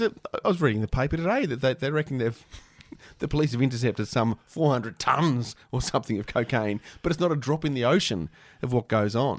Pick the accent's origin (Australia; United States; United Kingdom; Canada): Australia; Canberra, Australian Capital Territory; growing up in Canberra, the only place to go to get your music was Impact Records.